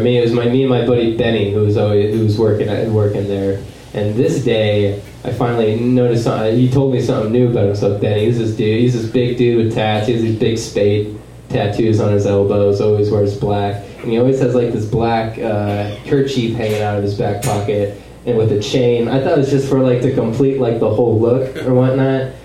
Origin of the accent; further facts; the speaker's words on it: Wahoo, Nebraska, United States; moved away; also born or lived in Lincoln, Nebraska; I lived, uh, grew up in a small town called Wahoo, Nebraska